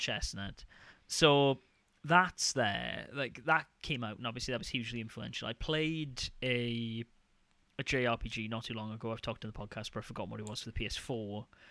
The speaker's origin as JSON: {"language": "English", "country": "United Kingdom", "said": "I'm just being really British"}